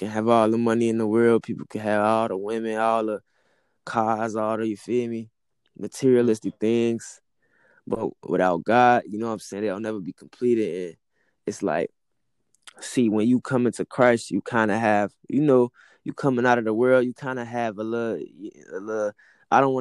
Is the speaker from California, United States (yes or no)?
no; Chicago, Illinois, United States; I'm from Chicago, Illinois, man. I'm from Chicago. Yeah, Chi-Town